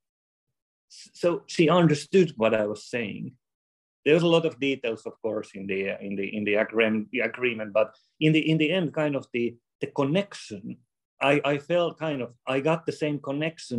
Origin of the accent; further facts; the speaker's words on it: Finland; we are from Finland